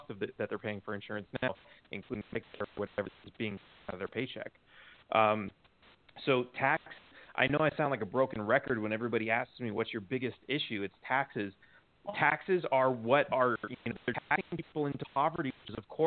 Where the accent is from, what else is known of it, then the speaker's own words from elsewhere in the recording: Los Angeles, California, United States; also born or lived in Texas; now in Mexico; I grew up in Los Angeles.